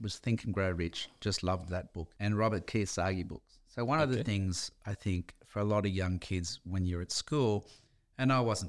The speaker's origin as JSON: {"language": "English", "town": "Dee Why", "region": "New South Wales", "country": "Australia", "tie": "born or raised there", "said": "there was a better life than a kid growing up in Dewey fighting for your lunch at school, literally sometimes"}